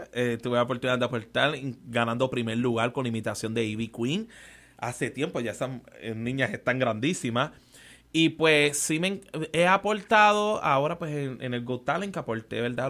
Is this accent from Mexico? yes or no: no; San Juan, Puerto Rico; also born or lived in Trujillo Alto, Puerto Rico / United States; soy criado en Barrio Obrero